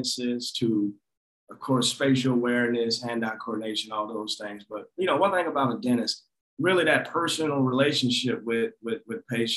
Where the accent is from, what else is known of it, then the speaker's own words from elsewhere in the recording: Forsyth, Georgia, United States; moved away as an adult; also born or lived in Augusta, Georgia; now in Nashville, United States; I'm from Forsyth, Georgia, small town about an hour south of Atlanta.